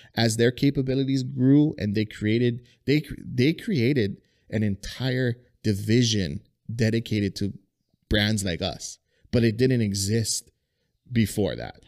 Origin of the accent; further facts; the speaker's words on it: Kalu, Hawaii, United States; I grew up in Kalu